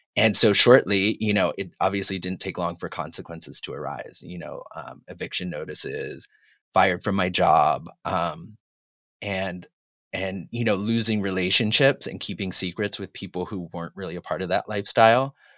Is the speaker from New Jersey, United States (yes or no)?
no; Massachusetts, United States; moved away as an adult; now in Los Angeles, United States; I'm originally from Massachusetts. I've lived in L A now for about twenty-two years